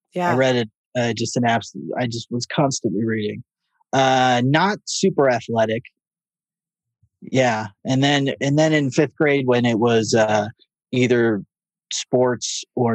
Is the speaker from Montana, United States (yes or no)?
no; Fullerton, California, United States; born there; I was born in Fullerton, California, Orange County. My parents live there.